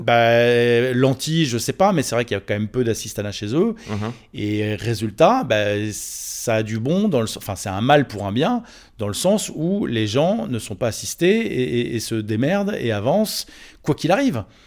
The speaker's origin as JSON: {"language": "French", "town": "Neuilly-sur-Seine", "region": "Île-de-France", "country": "France", "tie": "born or raised there", "said": "je suis né à Neuilly-sur-Seine"}